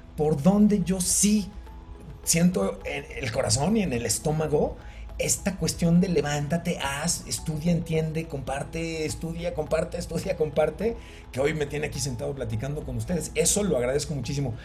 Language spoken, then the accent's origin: Spanish; Mexico; como mexicanos estamos, estábamos acostumbrados